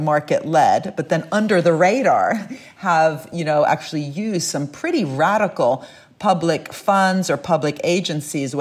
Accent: Italy; I'm from Italy

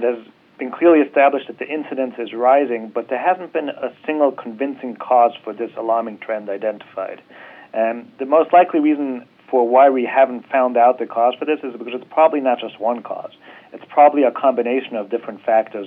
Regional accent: Vienna, Austria; moved away as an adult; now in Cleveland, United States; I'm originally from Vienna, Austria, but have lived here in the States now for over 20 years.

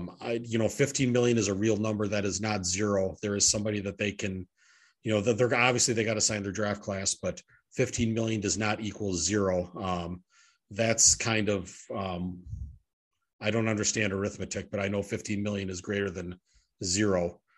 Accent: Oshkosh, Wisconsin, United States; my hometown. EAA in Oshkosh

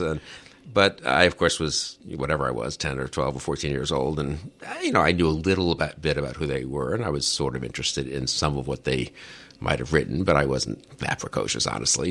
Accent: New York City, New York, United States; I grew up in New York

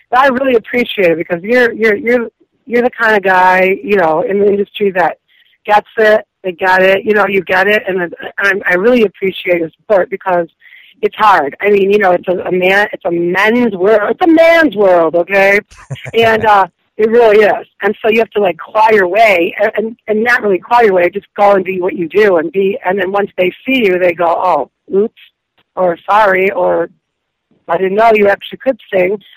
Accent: Detroit, Michigan, United States; growing up in Detroit

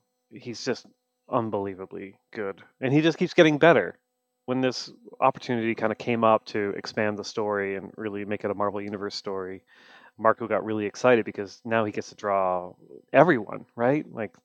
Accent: Canada; Look, I'm Canadian. I'm a sad Canadian man, and I'm going to apologize even if things are going well.

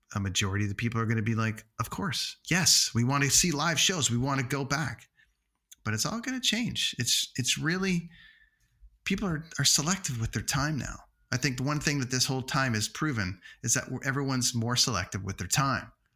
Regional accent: Toronto, Ontario, Canada; in Toronto for two nights during the Toronto Film Festival in my hometown

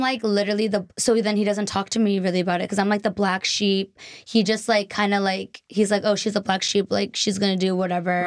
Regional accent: near Boston, Massachusetts, United States; also born or lived in Taiwan; now in Los Angeles, United States; Not from Boston, like a suburb in Mhm. near Boston.

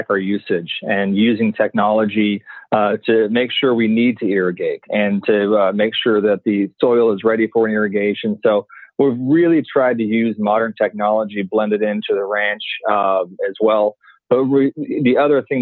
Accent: Orange County, Southern California, United States; moved away; I grew up in Southern California, Orange County

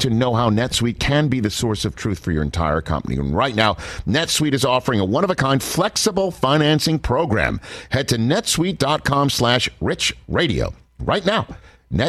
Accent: New York City, New York, United States; I'm at the grandstand of the U.S. Open in my hometown. Yes, Staten Island is New York City as much as Queens is

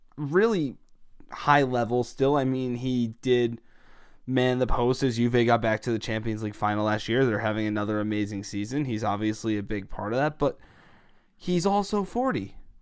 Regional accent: United States; being an American, I'm all in on the U N E, U S national team, but I'm also Italian

